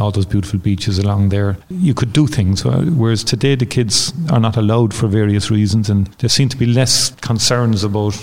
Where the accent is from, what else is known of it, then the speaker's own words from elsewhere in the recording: Cork, Munster, Ireland; Growing up in Turner's Cross was, was absolutely very happy, carefree days for us